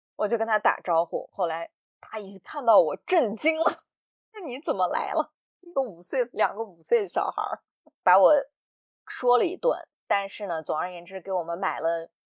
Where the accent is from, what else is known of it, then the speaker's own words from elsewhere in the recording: Xinjiang, China; 在我们新疆啊，女士生完孩子坐月子都是在自己妈妈家